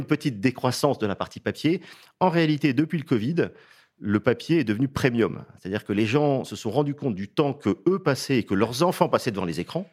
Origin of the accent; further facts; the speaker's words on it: Saint-Brieuc, Brittany, France; je suis breton d'origine, j'y suis né